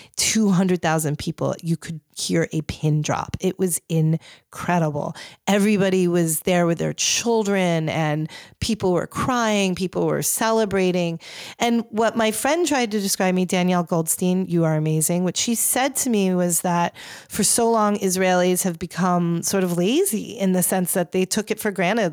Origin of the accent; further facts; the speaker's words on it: New York City, New York, United States; I'm a New Yorker.